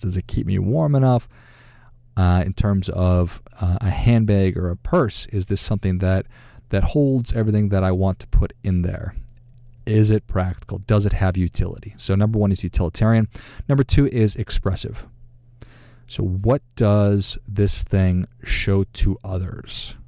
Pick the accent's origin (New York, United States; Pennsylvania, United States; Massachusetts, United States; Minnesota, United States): Minnesota, United States; Duluth; I grew up in Duluth, Minnesota, and great place to grow up